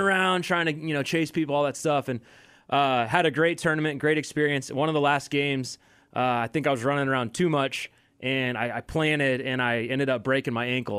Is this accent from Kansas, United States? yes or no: yes; Overland Park, Kansas, United States; I grew up in Overland Park, Kansas